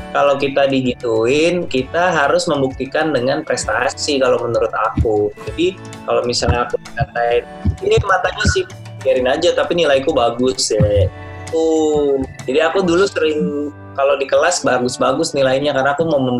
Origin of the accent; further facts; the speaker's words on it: Jakarta, Indonesia; Aku waktu kecil itu uh, tinggal di Jakarta. Aku dari lahir di Jakarta.